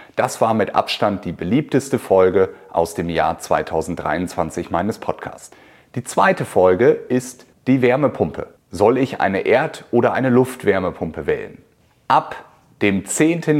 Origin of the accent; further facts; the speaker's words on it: Germany; bei uns in Deutschland